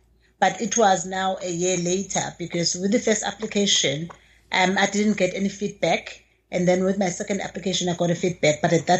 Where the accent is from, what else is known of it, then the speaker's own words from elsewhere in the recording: KwaZulu-Natal, South Africa; As we've said, I'm from KwaZulu-Natal, actually. I'm from the deep rural areas, like literally rural areas, where when you think of source of information, you have to literally go somewhere else to get it.